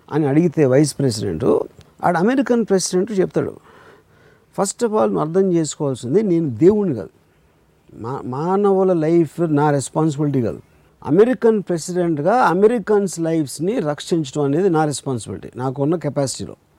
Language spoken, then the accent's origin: Telugu; India; ఇండియాలో పుట్టాను నేను ఎందుకంటే మా ఫాదర్ ఇండియాలో ఉన్నారు కాబట్టి